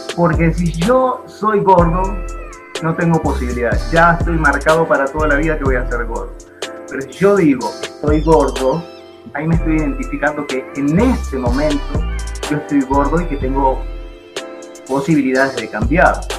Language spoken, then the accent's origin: Spanish; Buenos Aires, Argentina; now in Bogotá, Colombia; soy argentino, nací en Buenos Aires